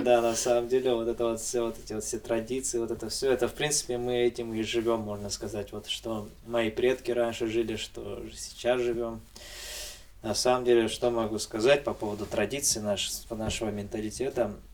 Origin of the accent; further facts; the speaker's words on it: Abkhazia, Georgia; я попал сюда, в Абхазию, и мои предки, и все, вся моя семья щас живёт